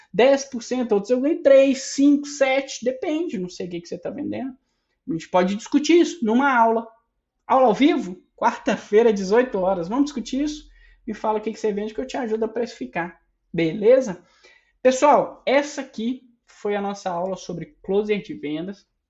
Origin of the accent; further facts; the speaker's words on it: Minas Gerais, Brazil; Sou mineiro